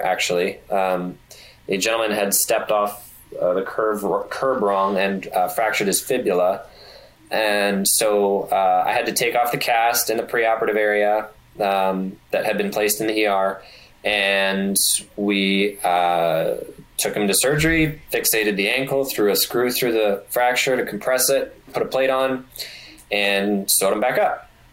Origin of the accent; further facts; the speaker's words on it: Canada; moved away as an adult; now in Detroit, United States; I being a Canadian, it's very tricky because I don't know where I want to live. Like I, I know where I want to live. It's back in Canada